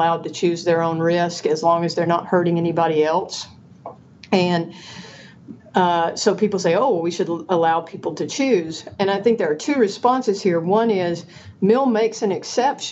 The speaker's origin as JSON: {"language": "English", "region": "Georgia", "country": "United States", "tie": "born or raised there", "said": "I grew up in Georgia and went to school at the University of Georgia"}